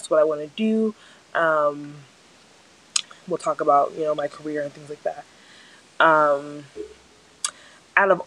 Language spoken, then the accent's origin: English; New Jersey, United States; also born or lived in Nigeria / Albany, New York; I'm from New Jersey. I have lived in New Jersey my entire life.